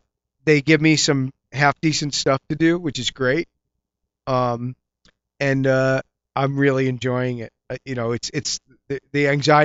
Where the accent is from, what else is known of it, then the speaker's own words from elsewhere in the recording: East Coast, United States; You know, I'm a nerd from the East Coast from a liberal arts college.